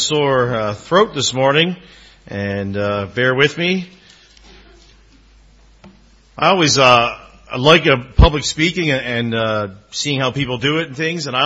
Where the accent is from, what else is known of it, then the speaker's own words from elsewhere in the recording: Newfoundland and Labrador, Canada; I'm a Newfoundlander, and you can call me Newfie, that's fine too, and really enjoyed humor growing up